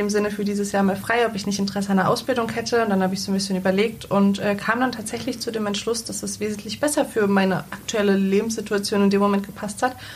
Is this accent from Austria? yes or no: no; Salzgitter, Lower Saxony, Germany; also born or lived in Braunschweig; ich komme aus Salzgitter, ähm, hab, bin in Braunschweig geboren, habe da ein paar Jahre gelebt, aber da war ich doch noch sehr, sehr klein. Dann sind wir sehr, sehr schnell nach Salzgitter gezogen.